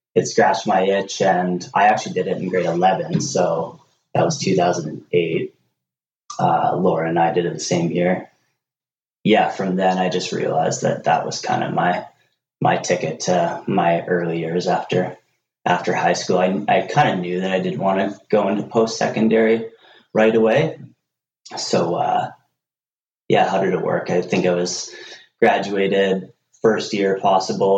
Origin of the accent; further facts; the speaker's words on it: Nelson, British Columbia, Canada; born and raised in Nelson